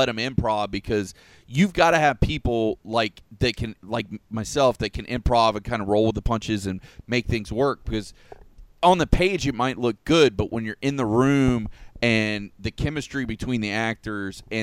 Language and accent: English; Polk County, Florida, United States; I was born and raised in Polk County